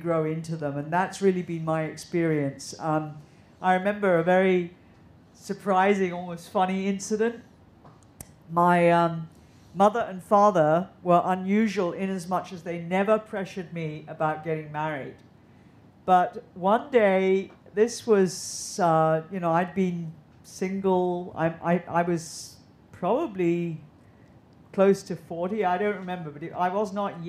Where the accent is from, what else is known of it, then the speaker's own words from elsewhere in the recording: Hong Kong; I grew up here in Hong Kong